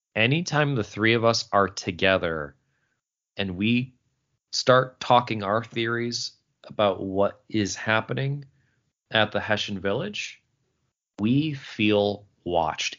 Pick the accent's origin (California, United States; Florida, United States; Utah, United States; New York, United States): New York, United States; Syracuse; That is the Syracuse, New York, uh, area code, my hometown, uh, where I was born and raised.